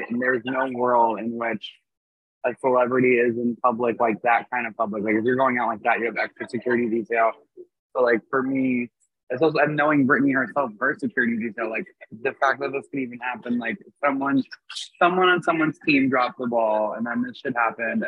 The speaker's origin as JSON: {"language": "English", "town": "New York City", "region": "New York", "country": "United States", "tie": "born or raised there", "said": "I'm born from Jamaica, Queens"}